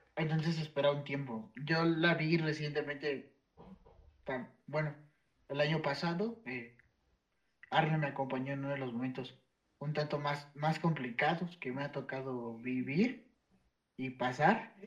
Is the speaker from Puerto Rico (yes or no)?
no; Mexico; desde nuestras raíces prehispánicas